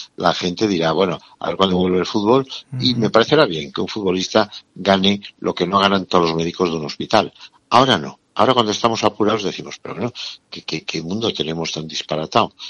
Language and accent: Spanish; Navarre, Spain; tú y yo que somos de Navarra